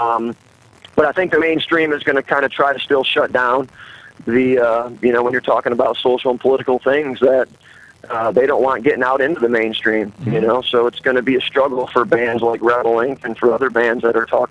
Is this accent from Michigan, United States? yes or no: yes; Detroit, Michigan, United States; moved away as an adult; now in Baltimore, United States; Three of us are originally from Detroit, Michigan